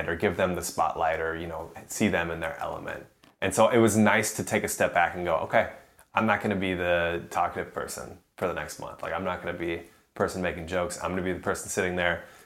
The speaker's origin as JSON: {"language": "English", "country": "United States", "said": "being that American on the road who only spoke English"}